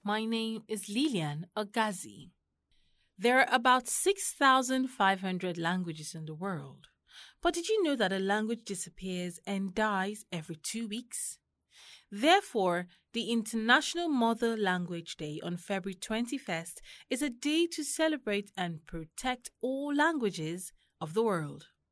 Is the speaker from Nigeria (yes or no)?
yes; Kogi, Nigeria; now in Abuja, Nigeria; I'm from Kogi State